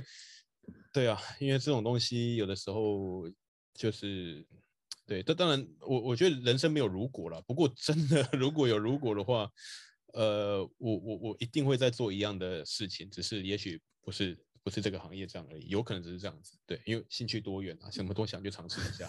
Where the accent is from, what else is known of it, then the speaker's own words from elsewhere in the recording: Taiwan; 我也是一个就是在台湾土生土长，嗯，没有出国念书的一个人嘛